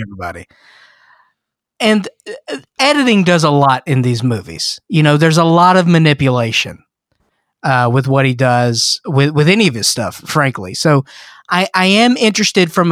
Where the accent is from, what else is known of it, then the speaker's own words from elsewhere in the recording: the South, United States; I grew up in the South, and for a couple years, I went to a very ritzy school that would have cotillion balls